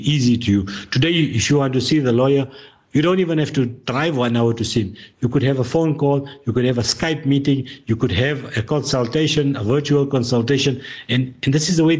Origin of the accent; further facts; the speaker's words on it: South Africa; as a South African, we are living in a democratic society